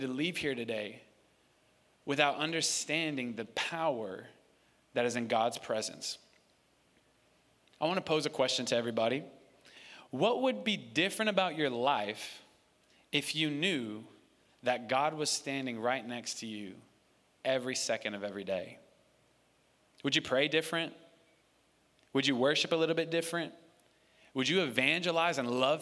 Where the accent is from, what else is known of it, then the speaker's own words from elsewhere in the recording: New York City, New York, United States; moved away; my dad and I come from New York City, and my dad and I, my dad and my mom and my brother, all lived in New York City in the Bronx